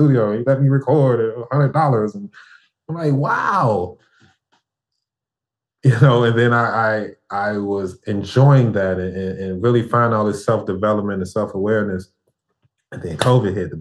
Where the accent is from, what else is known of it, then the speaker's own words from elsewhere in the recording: Chicago, Illinois, United States; moved away as an adult; now in Houston, United States; I'm from Chicago and I love Chicago